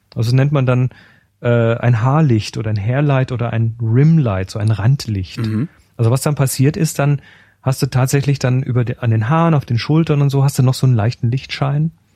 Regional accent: Germany; bei uns in Deutschland

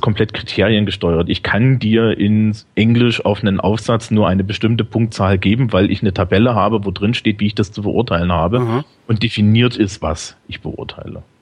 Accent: Thuringia, Germany; now in Bavaria, Germany; Also ich bin eigentlich aus Thüringen.

